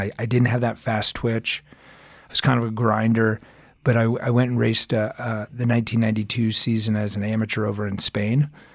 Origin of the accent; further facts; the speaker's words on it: Arizona, United States; moved away as an adult; also born or lived in Aspen, Colorado / California; now in Colorado, United States; I'm originally from Arizona